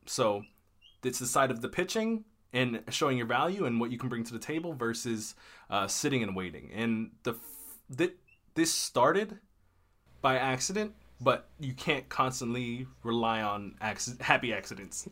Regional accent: Maryland, United States; also born or lived in Texas; I'm from Maryland, uh, in the United States, and I was living in Texas at the time. My home is Maryland.

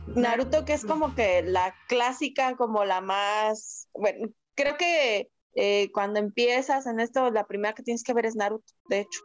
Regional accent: Mexico; aquí en México

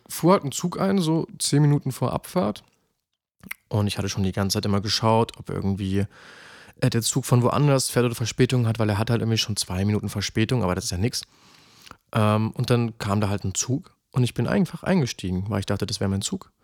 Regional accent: Halle, Saxony-Anhalt, Germany; zurück in meine Heimat nach Halle

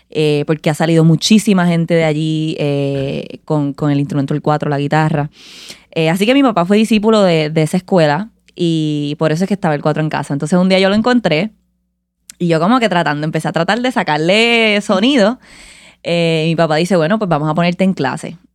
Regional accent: Caguas, Puerto Rico; also born or lived in Vega Alta, Puerto Rico; soy de Caguas, Puerto Rico. Eh, crecí en esa área de Caguas, Curao, Comerío

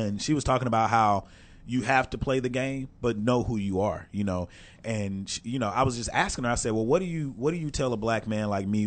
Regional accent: Texarkana, United States; moved away as an adult; also born or lived in Atlanta; I was fresh from Texarkana

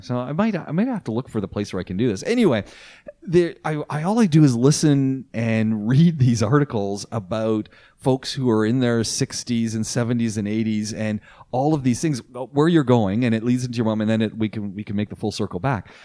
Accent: Canada; moved away; my home country, Canada

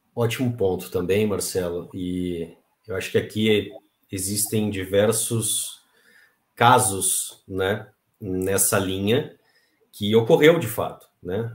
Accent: Pelotas, Rio Grande do Sul, Brazil; Eu sou ah, nascido e criado no Rio Grande do Sul, lá em Pelotas

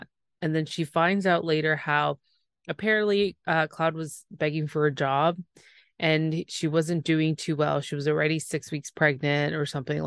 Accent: Canada; I'm the Canadian

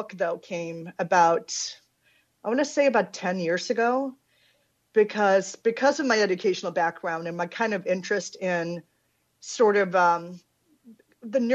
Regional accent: Sweden; I'm Swedish, born and raised in Sweden

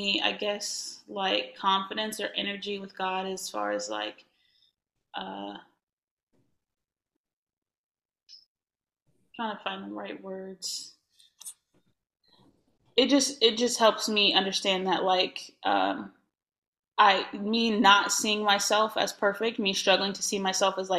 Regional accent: Indiana, United States; I'm from Indiana

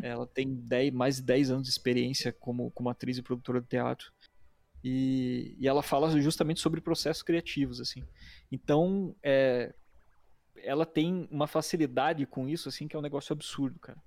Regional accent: Curitiba, Paraná, Brazil; eu sou de Curitiba, nascido aqui, é, moro aqui ainda

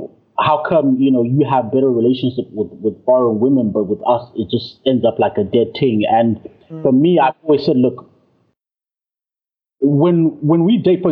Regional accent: Zimbabwe; I'm from Zimbabwe

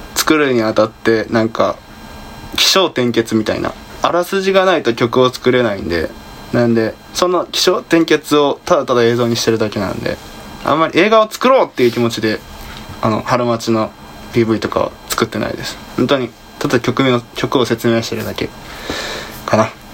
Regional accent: Kansai, Japan; 関西人やからね、もともと

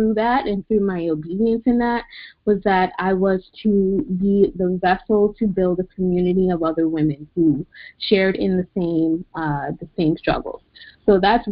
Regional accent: New York City, New York, United States; moved away; I am originally from Queens, New York.

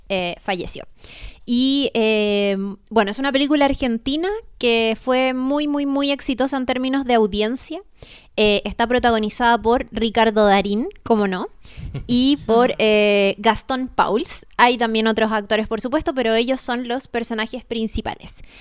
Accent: Chile

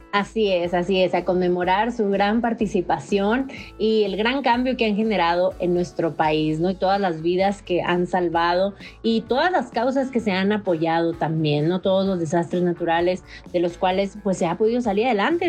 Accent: Mexico; nosotros como mexicanos

